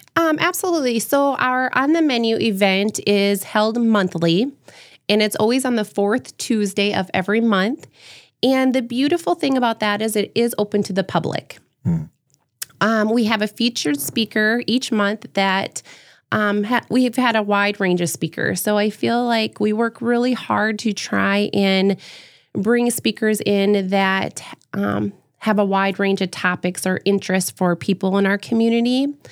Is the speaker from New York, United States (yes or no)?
no; Howard, South Dakota, United States; now in Brandon, United States; growing up in Howard, everybody knew everybody